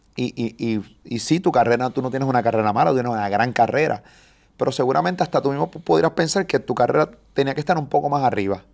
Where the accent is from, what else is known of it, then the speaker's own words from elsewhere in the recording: Puerto Rico; yo soy boricua, me encanta PR.